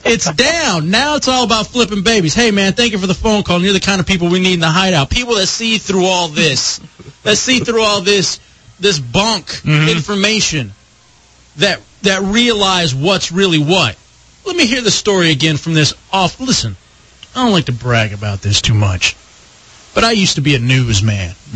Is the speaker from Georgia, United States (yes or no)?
no; Dallas, Texas, United States; I played on this uh, baseball team when I was growing up in Dallas